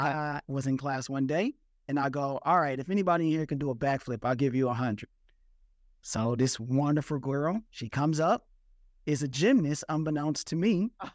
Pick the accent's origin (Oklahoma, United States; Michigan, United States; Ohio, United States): Michigan, United States; Detroit; I'm from Detroit, Michigan